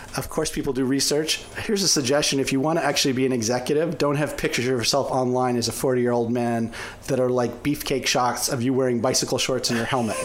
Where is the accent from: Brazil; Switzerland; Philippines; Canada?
Canada; now in United States; I'm originally Canadian